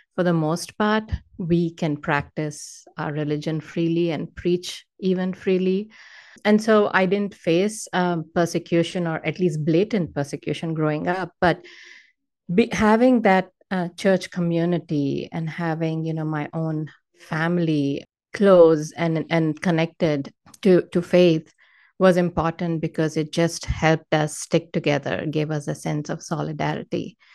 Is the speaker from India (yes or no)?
yes; India; moved away as an adult; now in Northern California, United States; I was born and raised in India. I moved to the U S in two thousand eight